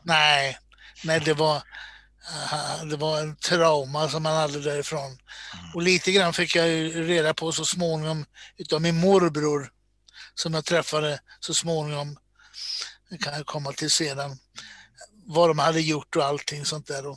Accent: Borås, Västra Götaland, Sweden; moved away as an adult; now in Stockholm, Sweden; Född och uppvuxen i Borås

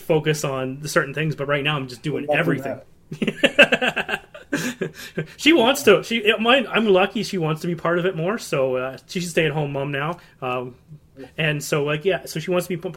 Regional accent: Canada; I'm from Canada

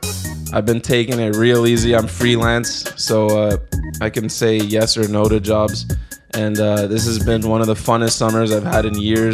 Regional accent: Whitby, Ontario, Canada; So I'm around the same age as you guys, maybe a year or two older, and I'm a skater from Whitby, Ontario.

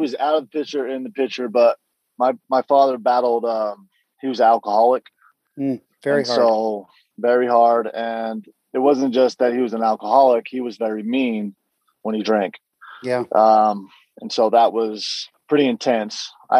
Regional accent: West Valley City, Utah, United States; I grew up in West Valley City. I grew up playing sports there.

